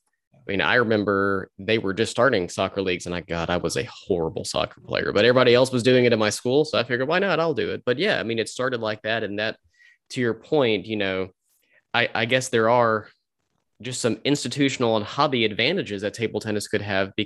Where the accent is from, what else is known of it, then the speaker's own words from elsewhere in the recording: Augusta, Georgia, United States; I'm from Augusta, so I'll protect my hometown.